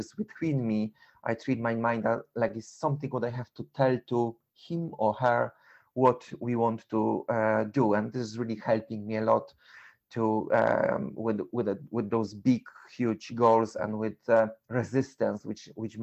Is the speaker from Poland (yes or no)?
yes; Poland; English is a second language; moved away as an adult; now in London, United Kingdom; I'm originally from Poland. I was living in UK for 21 years